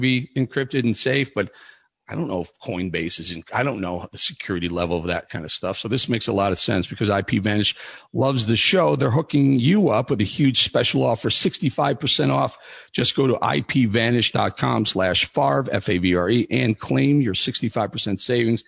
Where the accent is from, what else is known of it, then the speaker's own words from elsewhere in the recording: Chicago, Illinois, United States; moved away as an adult; also born or lived in Los Angeles / Milwaukee; I grew up in Chicago, the meat slaughtering capital of the world